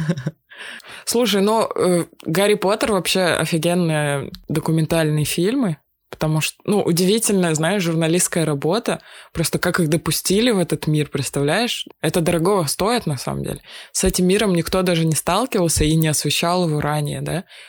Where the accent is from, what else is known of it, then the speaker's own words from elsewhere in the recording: Russia; я из России